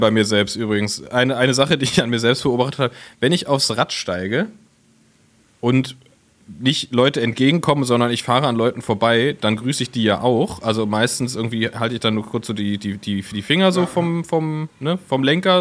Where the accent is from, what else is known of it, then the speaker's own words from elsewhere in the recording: Berlin, Germany; als Berliner